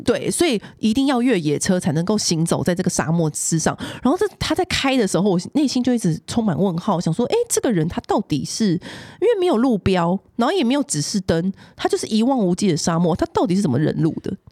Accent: Taiwan; 我们台湾人很沉迷水晶

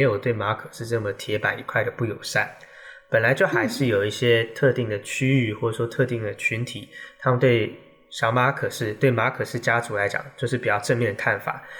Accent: Taiwan; 这点其实我们台湾人就需要去尊重。

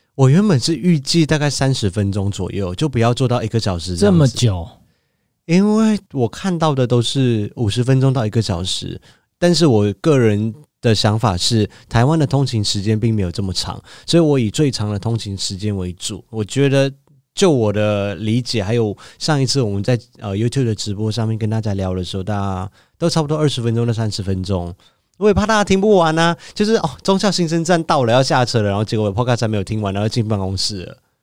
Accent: Malaysia; moved away as an adult; now in Taiwan; 我是一个马来西亚人

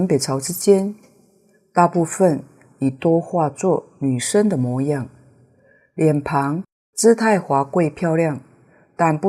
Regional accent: Taiwan; 本来观世音菩萨就是我们的妈妈，我们台湾人。也称观世音菩萨为观音妈。

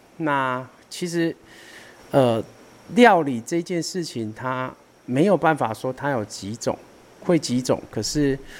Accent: Taiwan; 毕竟这是我们属于台湾人的文化

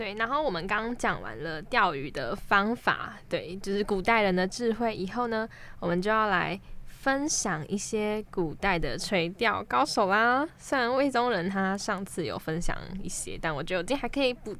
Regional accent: Keelung, Taiwan; 好丢脸哦！我基隆人哎啊，丢脸丢的啊这，

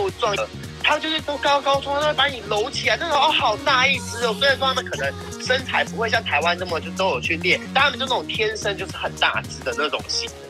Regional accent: Hong Kong; 一看他有我们是香港人啊

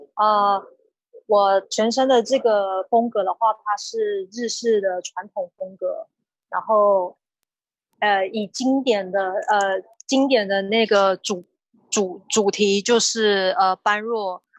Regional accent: Nantou County, Taiwan; 今年是三十二岁，我是南投人

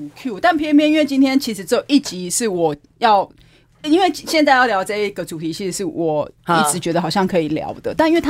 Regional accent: Keelung, Taiwan; 我是基隆人。

